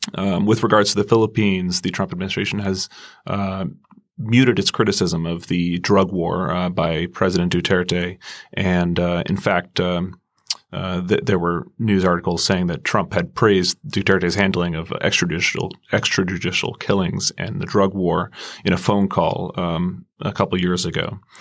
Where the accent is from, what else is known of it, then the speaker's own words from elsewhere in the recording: United States; I'm an American